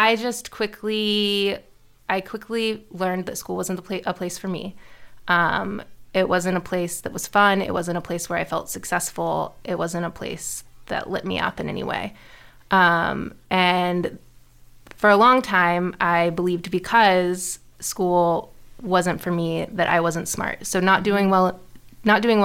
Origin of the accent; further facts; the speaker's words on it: Houston, Texas, United States; I grew up in Houston to an amazing family